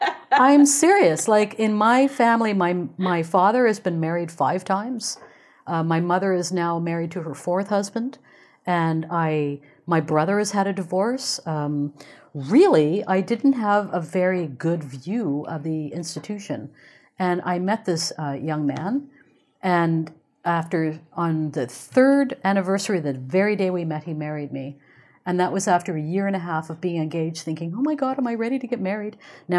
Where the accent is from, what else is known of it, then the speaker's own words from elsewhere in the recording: England, United Kingdom; born there; Now, I was born in England. All of my father's family is still there.